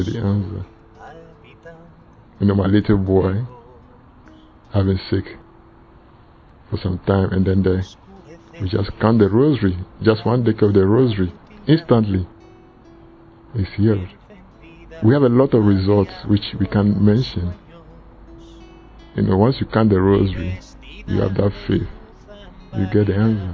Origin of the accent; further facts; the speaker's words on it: Ghana; now in England; I come from Ghana, but I live in England.